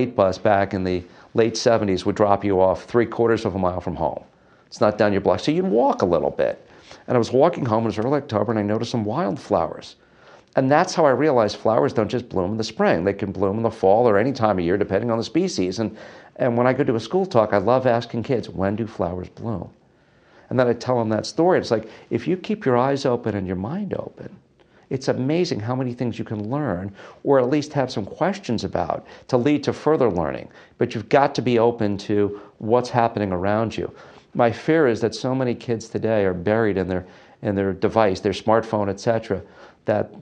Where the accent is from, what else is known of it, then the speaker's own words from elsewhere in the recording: Setauket, New York, United States; moved away; I grew up on Long Island on the North Shore, a place called Setauket